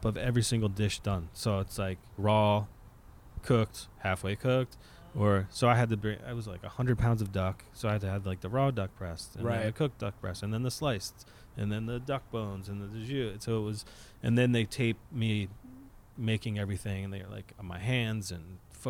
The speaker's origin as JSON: {"language": "English", "town": "Philadelphia", "region": "Pennsylvania", "country": "United States", "said": "I'm also from Philly."}